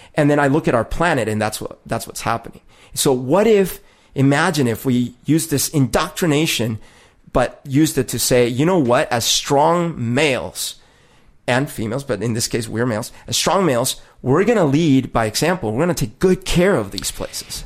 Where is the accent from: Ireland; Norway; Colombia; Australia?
Colombia; moved away; growing up in Colombia is weird 'cause it is a very sexist society